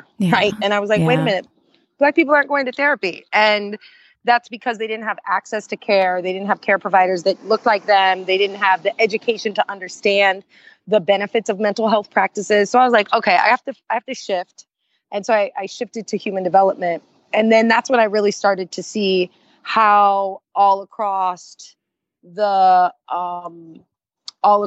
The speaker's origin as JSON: {"language": "English", "region": "Indiana", "country": "United States", "tie": "born or raised there", "said": "growing up in Indiana with a mother who is a lesbian, I was closeted"}